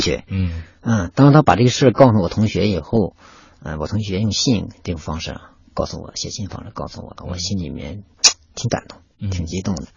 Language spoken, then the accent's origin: Chinese; Inner Mongolia, China; moved away as an adult; now in Beijing, China; 我出生的那亩草原那个地方啊，而且小时候呢，也经常接触马